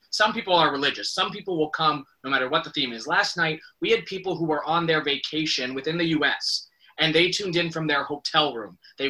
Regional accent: Canada; I, as a Canadian

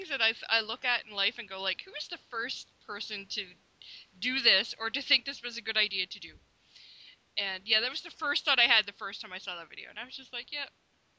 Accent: Canada; I'm Canadian.

